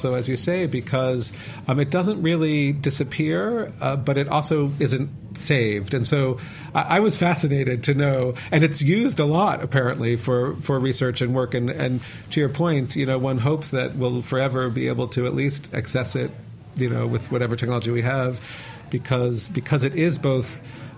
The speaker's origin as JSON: {"language": "English", "country": "United States", "said": "I'm American"}